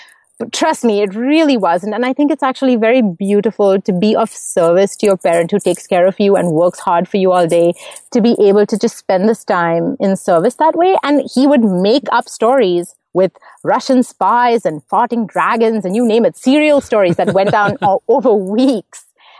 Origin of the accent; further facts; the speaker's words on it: Mumbai, Maharashtra, India; first language English; now in Montreal, Canada; So I grew up in Mumbai, in case anyone's wondering about my accent. I live in Montreal now, but I grew up in Mumbai. English is my first language, actually. I speak four.